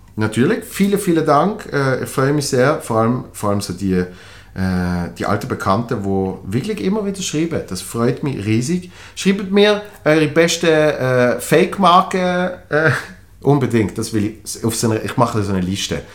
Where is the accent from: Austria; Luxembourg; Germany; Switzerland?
Switzerland; als Schweizer